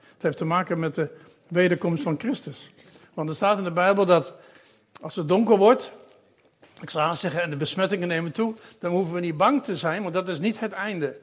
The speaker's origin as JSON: {"language": "Dutch", "country": "Netherlands", "also_born_or_lived": "Papua New Guinea / Uzbekistan / Curaçao", "said": "ik ben een Nederlander"}